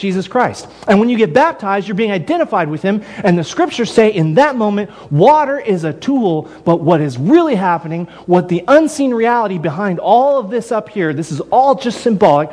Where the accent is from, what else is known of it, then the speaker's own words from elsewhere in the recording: Texas, United States; I'm from Texas. I grew up in ranching country.